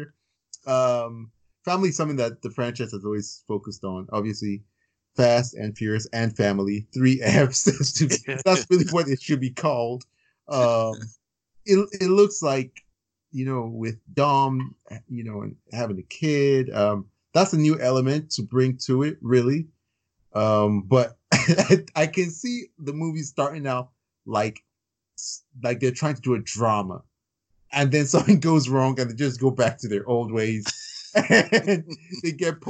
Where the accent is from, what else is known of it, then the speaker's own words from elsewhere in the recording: Chicago, Indiana, Midwest, United States; also born or lived in Virginia; I grew up in the Midwest, Chicago, Indiana